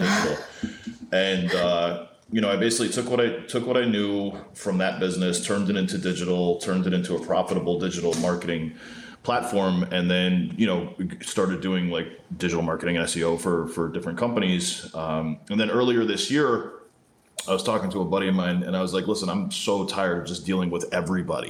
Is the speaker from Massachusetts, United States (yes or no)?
no; New Jersey, United States; I grew up in Jersey, in North Jersey